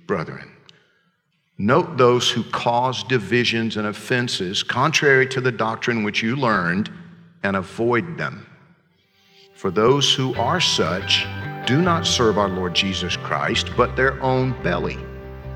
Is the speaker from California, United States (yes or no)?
no; Georgia, United States; I'm from Georgia.